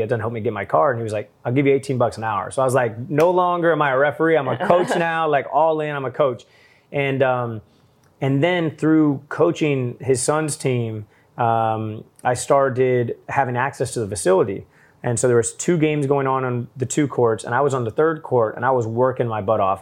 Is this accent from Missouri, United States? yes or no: yes; St. Louis, Missouri, United States; I was from Saint Louis